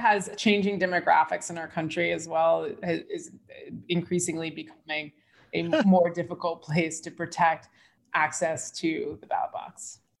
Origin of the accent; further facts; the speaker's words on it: United States; as an American